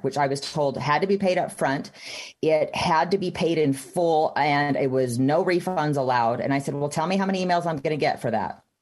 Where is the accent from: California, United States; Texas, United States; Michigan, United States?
Texas, United States; now in Utah, United States; I grew up in Texas